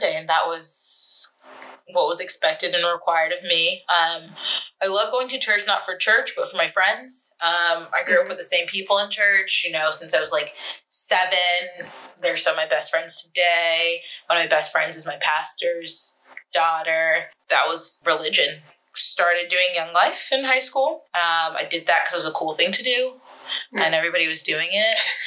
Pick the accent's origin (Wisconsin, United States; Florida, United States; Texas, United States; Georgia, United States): Georgia, United States; Atlanta; moved away as an adult; also born or lived in California / Boston; I was born in California, raised in Atlanta to immigrant parents